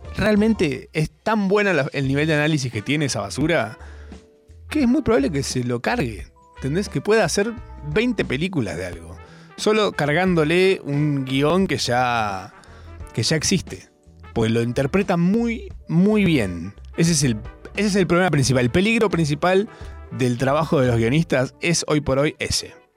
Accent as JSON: {"language": "Spanish", "country": "Argentina", "said": "siendo argentino"}